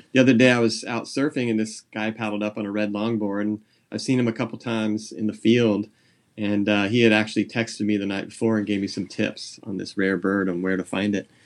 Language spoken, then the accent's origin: English; San Jose, California, United States; now in Nipomo, United States; I grew up in San Jose Bay Area